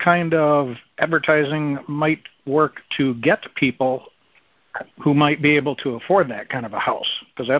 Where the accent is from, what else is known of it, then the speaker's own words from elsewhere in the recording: Southern Wisconsin, United States; Southern Wisconsin.